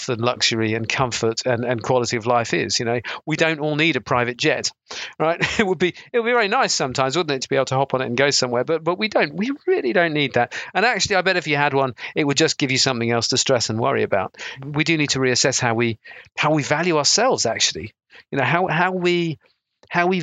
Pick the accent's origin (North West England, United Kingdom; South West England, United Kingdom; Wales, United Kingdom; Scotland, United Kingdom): South West England, United Kingdom; South Devon; I grew up in South Devon